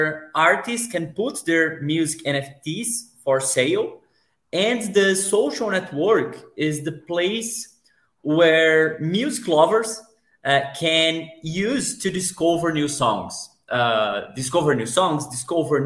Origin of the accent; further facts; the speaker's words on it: Brazil; I'm from Brazil